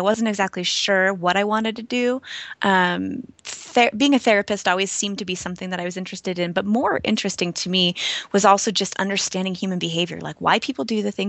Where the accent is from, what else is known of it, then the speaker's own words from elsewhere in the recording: East Coast, United States; Yeah, well, so I grew up on the East Coast, and I was always sort of in a family that was interested in exploration and sort of personal growth.